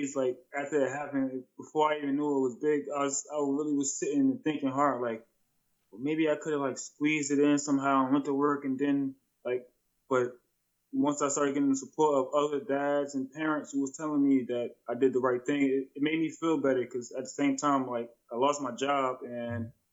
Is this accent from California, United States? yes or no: no; New Jersey, United States; moved away as an adult; now in New Hampshire, United States; I'm not originally from New Hampshire, I'm from New Jersey